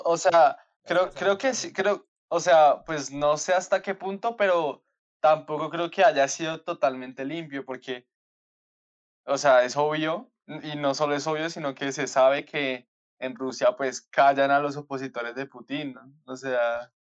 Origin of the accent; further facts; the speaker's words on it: Colombia; somos más colombianos